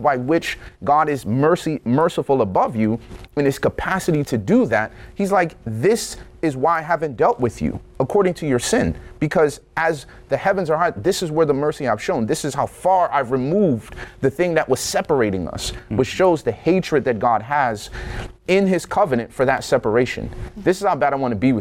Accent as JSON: {"language": "English", "town": "Chicago", "region": "Illinois", "country": "United States", "tie": "born or raised there", "said": "I grew up near Lake Michigan"}